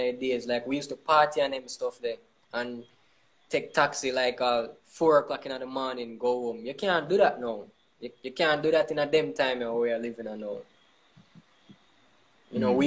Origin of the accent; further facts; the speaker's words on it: Montego Bay, Saint James, Jamaica; moved away; Mobe is a small place, right? And as a creative, you know, you're growing up in Mobe